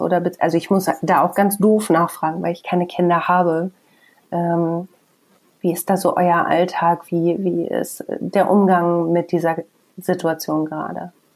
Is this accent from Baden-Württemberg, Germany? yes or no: no; Bielefeld, North Rhine-Westphalia, Germany